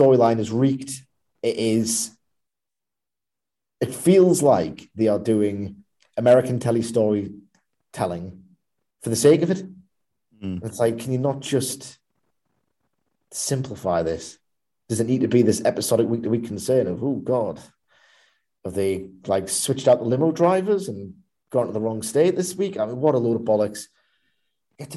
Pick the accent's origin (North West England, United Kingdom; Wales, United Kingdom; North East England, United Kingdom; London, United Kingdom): North East England, United Kingdom; Newcastle upon Tyne; as a Geordie